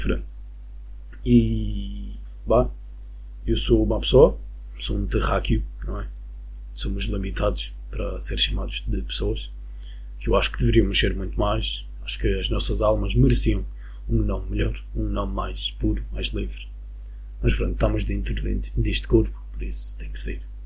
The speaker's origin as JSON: {"language": "Portuguese", "country": "Venezuela", "second_language": "Portuguese", "moved": "yes", "lives_now": "Madeira, Portugal", "said": "eu sou da Venezuela"}